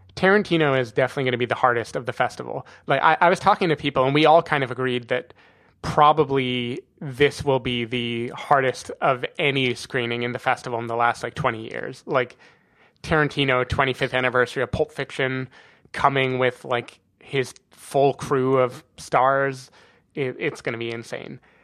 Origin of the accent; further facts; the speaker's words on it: United States; moved away; I'm American